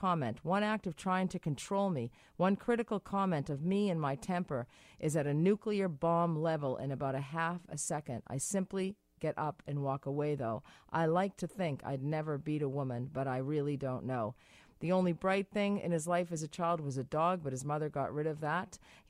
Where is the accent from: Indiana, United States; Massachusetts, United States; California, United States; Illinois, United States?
Massachusetts, United States; I'm from Massachusetts. You're from Massachusetts.